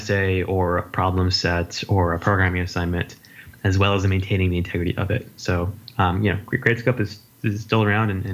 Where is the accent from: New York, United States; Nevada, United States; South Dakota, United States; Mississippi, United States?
Nevada, United States; Las Vegas; moved away as an adult; also born or lived in Berkeley, California; I grew up in Las Vegas, and I came out to University of California, Berkeley for undergrad and my PhD as well